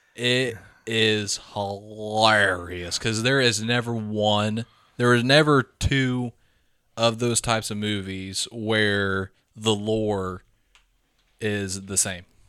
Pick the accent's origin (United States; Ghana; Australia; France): United States; Midwest; We grew up in the Midwest, poor